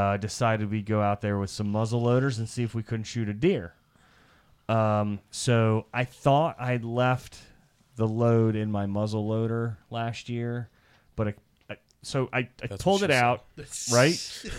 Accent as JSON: {"language": "English", "region": "Iowa", "country": "United States", "tie": "born or raised there", "said": "When I grew up in Iowa, there were farms and they had like farm geese."}